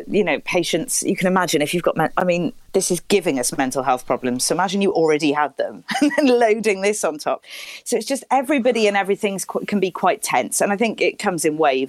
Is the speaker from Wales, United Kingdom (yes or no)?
yes; Wales, United Kingdom; moved away as an adult; now in London, United Kingdom; growing up in Wales, and I was sort of there till my early 20s